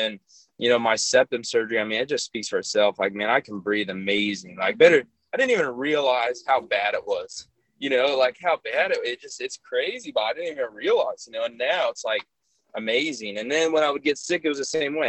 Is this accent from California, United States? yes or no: yes; California, United States; growing up in California